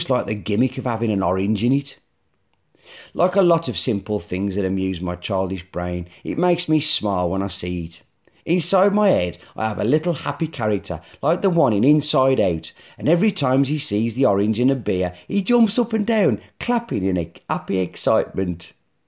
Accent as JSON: {"language": "English", "area": "Black Country", "region": "West Midlands", "country": "United Kingdom", "said": "I'm from the Black Country"}